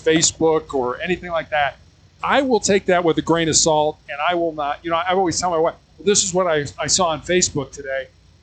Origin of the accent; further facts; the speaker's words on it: Chicago, Illinois, United States; I was born and raised in Chicago, Illinois, so a very, very large city in the U.S.